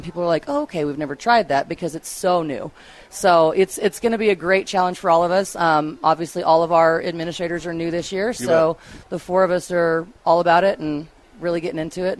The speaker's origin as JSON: {"language": "English", "town": "Cheyenne", "region": "Wyoming", "country": "United States", "tie": "born or raised there", "moved": "as an adult", "lives_now": "Severance, United States", "said": "I was born and raised in Cheyenne, and I moved here, oh, my goodness, 9 years ago now"}